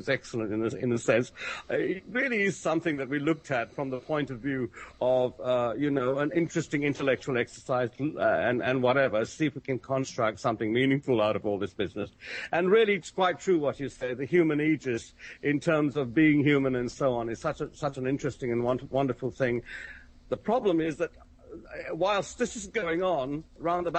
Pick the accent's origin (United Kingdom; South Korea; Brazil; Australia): United Kingdom; I'm sitting here as a Brit